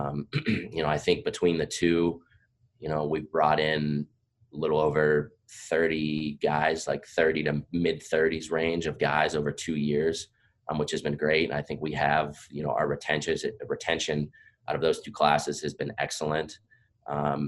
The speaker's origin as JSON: {"language": "English", "region": "Pennsylvania", "country": "United States", "tie": "born or raised there", "moved": "as an adult", "lives_now": "Virginia, United States", "said": "I'm from Pennsylvania. I grew up there"}